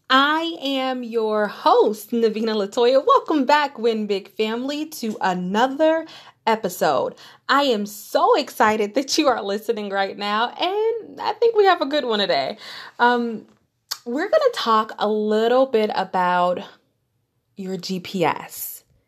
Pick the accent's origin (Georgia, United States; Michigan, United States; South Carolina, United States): Michigan, United States; Detroit; moved away as an adult; I grew up in Detroit, Michigan, born and raised, went to grade school there.